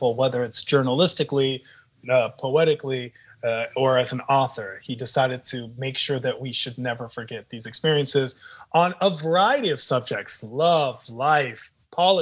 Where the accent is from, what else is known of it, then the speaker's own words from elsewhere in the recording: United States; Growing up in America, neither one of us had to be extremely Persian or Iranian.